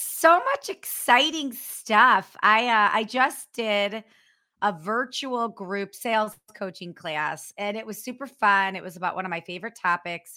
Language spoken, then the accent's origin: English; North Royalton, Ohio, United States; moved away as an adult; also born or lived in Cleveland; now in San Diego, United States; I grew up on the west side. I grew up in North Royalton